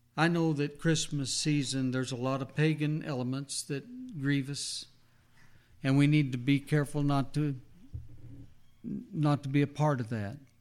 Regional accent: New Mexico, United States; as a little boy growing up in New Mexico

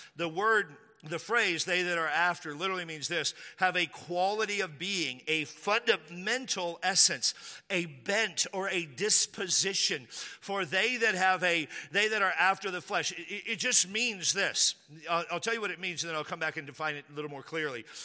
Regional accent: Texas, United States; I'm from Texas.

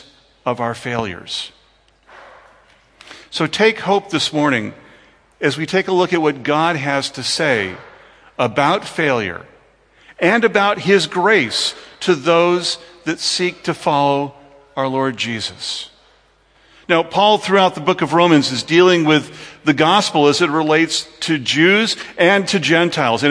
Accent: United States; as an American

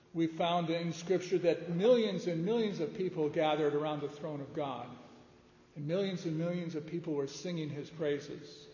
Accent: outside of Detroit, Michigan, United States; I grew up outside of Detroit

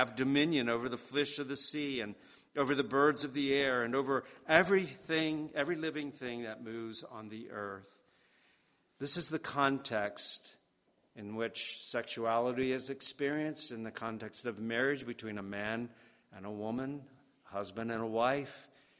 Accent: New York, United States; This week I received some photos from our old neighbors where I grew up out in Westchester.

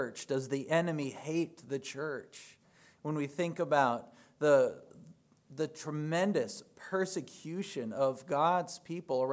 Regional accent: Minnesota, United States; moved away; I had the privilege to attend a Lutheran church in my hometown back in Minnesota this last Sunday

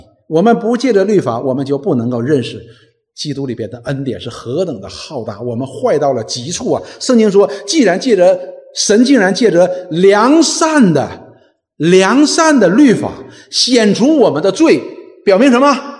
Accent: China; 实际我们中国人的圣人也是如此的。

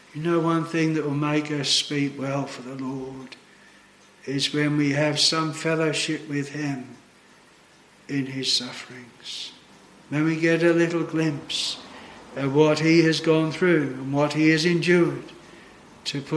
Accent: Australia; moved away as an adult

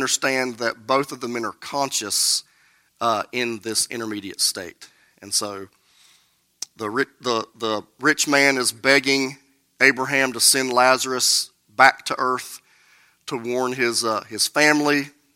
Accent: United States; I grew up here in Burke County in the Bible Belt.

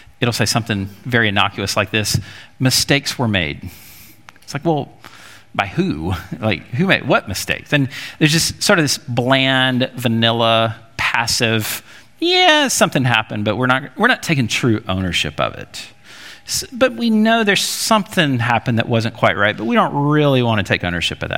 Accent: Alabama, United States; Growing up in Alabama

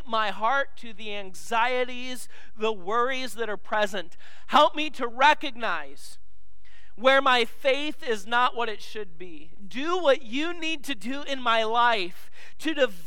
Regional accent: Illinois, United States; moved away; the church I grew up in Illinois

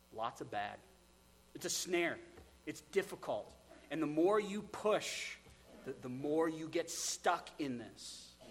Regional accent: United States; we're American

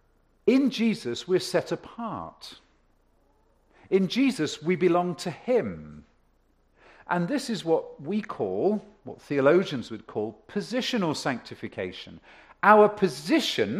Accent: England, United Kingdom; also born or lived in Ontario; now in Canada; I come from England

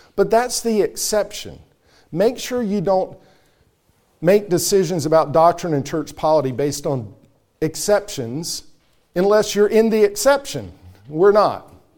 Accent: North Carolina, United States; That's how I say it in growing up in North Carolina

